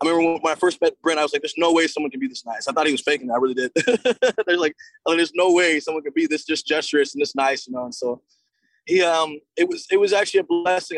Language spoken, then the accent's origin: English; Seattle, Washington, United States; to be from my hometown